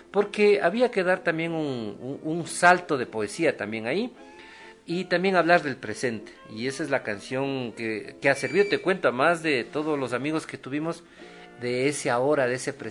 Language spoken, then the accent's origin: Spanish; Ecuador; salir del campo, de mi pueblo, de yo soy de un sector rural.